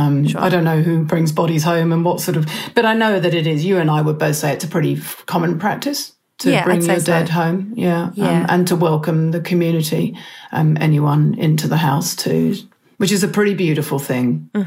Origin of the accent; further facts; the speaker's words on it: England, United Kingdom; accent: Pommy; now in New Zealand; and I are both New Zealanders, although I wasn't born here. You might be able to pick up a bit of my original Pommy accent.